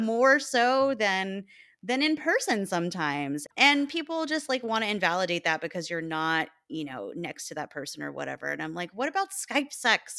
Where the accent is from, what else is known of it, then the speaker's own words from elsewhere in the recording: Texas, United States; moved away as an adult; now in Chicago, United States; my hometown